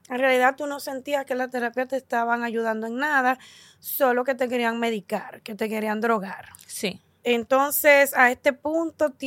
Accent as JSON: {"language": "Spanish", "town": "New York City", "region": "New York", "country": "United States", "tie": "born or raised there", "said": "Yo nací en Nueva York. En Nueva York."}